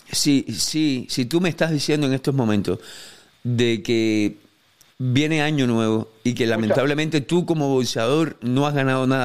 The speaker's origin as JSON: {"language": "Spanish", "country": "Cuba", "said": "a, la gente, a la gente como yo, que somos cubanos, nos encanta el bolseo cubano y queremos lo mejor para el bolseo cubano"}